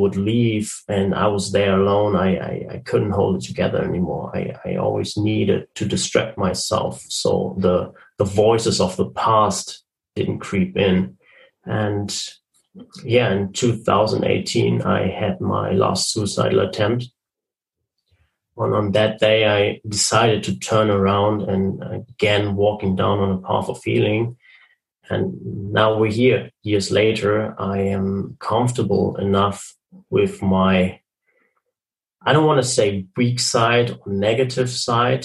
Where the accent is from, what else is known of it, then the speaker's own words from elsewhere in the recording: Germany; I'm from Germany. I'm currently living in Germany.